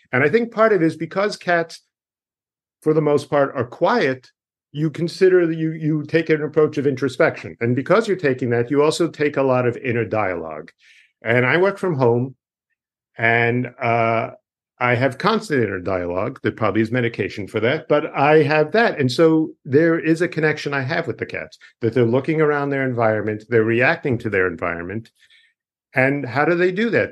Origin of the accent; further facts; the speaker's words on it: Dix Hills, New York, United States; moved away; where I am from is a town called Dix